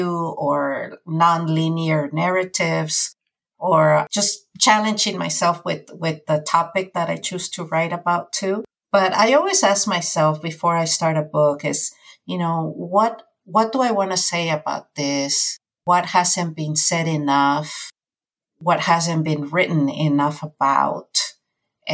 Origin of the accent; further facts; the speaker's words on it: California, United States; also born or lived in Mexico; my experiences as an undocumented youth growing up in California